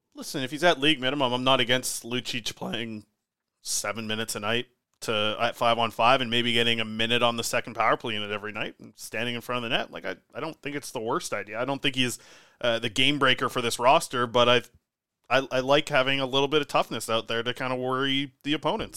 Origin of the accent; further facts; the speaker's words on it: Nanaimo, British Columbia, Canada; my hometown, Nanaimo